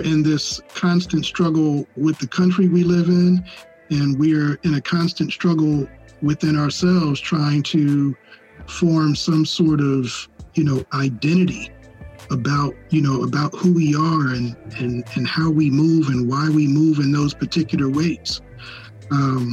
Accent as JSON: {"language": "English", "country": "United States", "said": "we as African Americans"}